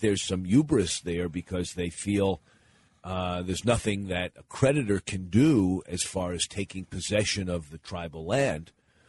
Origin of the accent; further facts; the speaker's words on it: Pennsylvania, United States; born there; I was born in Pennsylvania and then returned there after I started my career as a community organizer